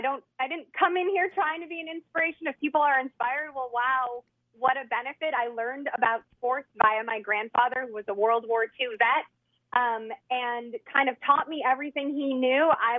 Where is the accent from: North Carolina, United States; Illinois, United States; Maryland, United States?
Illinois, United States; Chicago; I grew up in Chicago